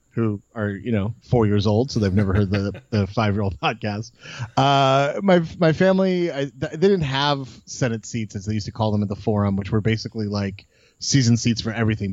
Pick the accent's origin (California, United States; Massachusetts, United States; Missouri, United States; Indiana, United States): California, United States; Los Angeles; I grew up in um in Los Angeles, uh, like, like up Beverly Glen, like kind of between Sherman Oaks, Bel Air area